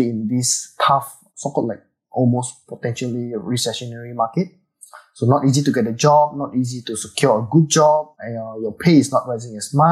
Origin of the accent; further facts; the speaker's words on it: Indonesia; now in Singapore; I was from Indonesia, actually. So I went to Singapore for a very long time, and I've stayed here for many, many years. So I have now actually converted to a Singaporean as well